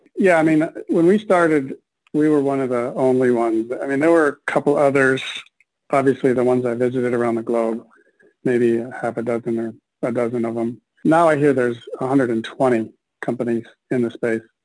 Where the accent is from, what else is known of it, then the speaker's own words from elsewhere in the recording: Minneapolis, Minnesota, United States; I was born and raised in Minneapolis